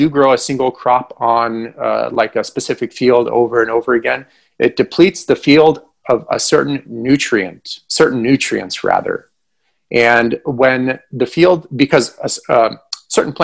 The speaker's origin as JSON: {"language": "English", "country": "Ukraine", "moved": "yes", "said": "I'm from Ukraine, but back then it was all one country."}